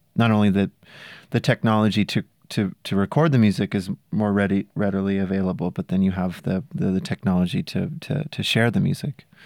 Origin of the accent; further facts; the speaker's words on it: south of Mendocino, California, United States; south of there. Really small rural